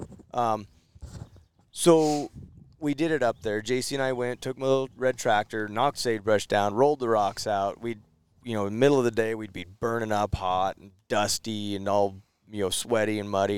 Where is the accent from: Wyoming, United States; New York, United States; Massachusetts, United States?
Wyoming, United States; Jackson; I grew up in Jackson, Wyoming. When I moved to Jackson, Wyoming in 79